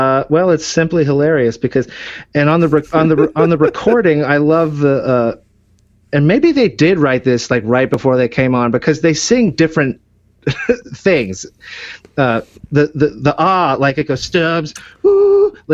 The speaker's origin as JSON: {"language": "English", "town": "Austin", "region": "Texas", "country": "United States", "said": "I'm from Austin."}